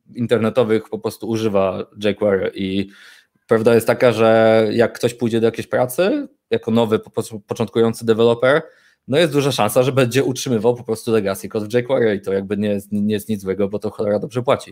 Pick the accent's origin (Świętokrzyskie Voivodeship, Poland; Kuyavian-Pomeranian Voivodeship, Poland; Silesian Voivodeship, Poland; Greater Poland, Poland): Greater Poland, Poland; Poznań; jestem urodzonym, wychowanym w Poznaniu, e, prawdziwą po prostu pyrą. Mieszkam tutaj od urodzenia